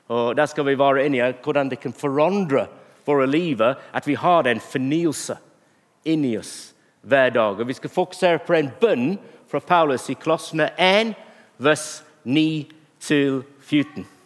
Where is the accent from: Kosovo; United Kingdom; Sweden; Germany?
United Kingdom; England; Norwegian is a second language; Men også at jeg er en engelskmann og